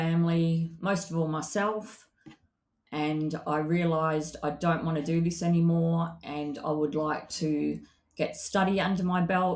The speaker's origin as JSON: {"language": "English", "town": "Perth", "region": "Western Australia", "country": "Australia", "tie": "born or raised there", "said": "my book is about growing up in Perth, Western Australia"}